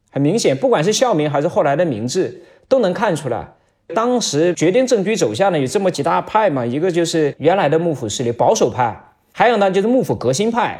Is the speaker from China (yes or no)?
yes; China; 我们中国人是生活在一个漫长的历史的大一统的这个国家里